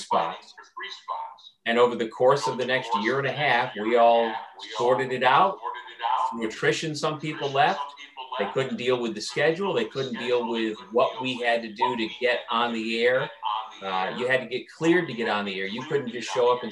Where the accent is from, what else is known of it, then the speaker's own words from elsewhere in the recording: Elbridge, New York, United States; I grew up in Elbridge, New York, just outside of Syracuse